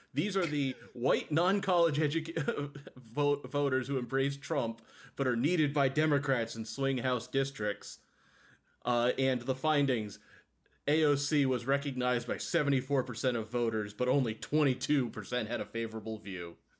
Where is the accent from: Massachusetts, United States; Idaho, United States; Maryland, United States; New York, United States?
Massachusetts, United States; born or raised there